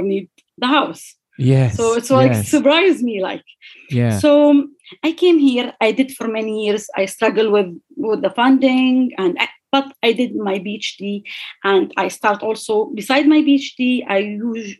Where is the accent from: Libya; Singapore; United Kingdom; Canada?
Libya; English is a second language; moved away as an adult; now in Galway, Ireland; I'm from Libya